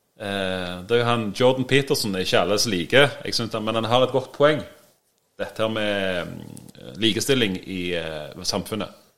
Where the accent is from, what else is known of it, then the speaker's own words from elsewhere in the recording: Sandnes, Rogaland, Norway; Jeg er òg fra Sandnes.